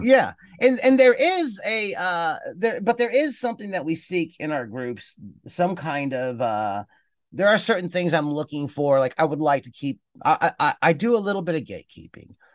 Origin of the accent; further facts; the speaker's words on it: Cleveland, Ohio, United States; moved away as an adult; also born or lived in Cincinnati, Ohio; I was born in Ohio, lived in the Midwest. I grew up in Cleveland, Ohio